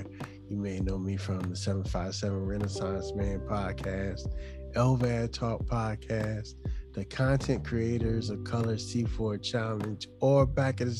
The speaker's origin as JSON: {"language": "English", "town": "Chesapeake", "region": "Virginia", "country": "United States", "tie": "born or raised there", "lives_now": "Hampton, United States", "said": "I actually grew up on a line in Chesapeake, but we were right there. I grew up in a neighborhood called Camelot."}